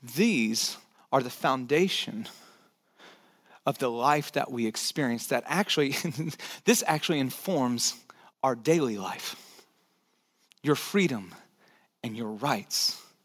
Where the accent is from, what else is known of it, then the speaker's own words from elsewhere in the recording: United States; for us as American citizens, for those of us who live in this country